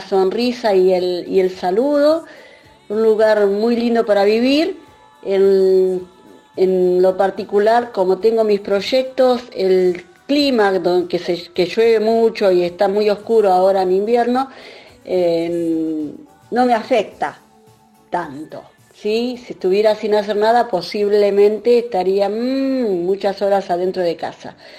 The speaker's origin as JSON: {"language": "Spanish", "town": "Concordia", "region": "Entre Ríos", "country": "Argentina", "tie": "born or raised there", "also_born_or_lived": "Tenerife", "moved": "as an adult", "lives_now": "Dublin, Ireland", "said": "Soy oriunda de Concordia"}